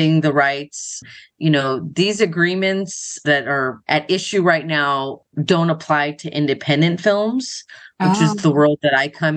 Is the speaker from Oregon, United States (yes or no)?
no; Los Angeles, California, United States; I grew up in Los Angeles, so I was pretty much around it my entire life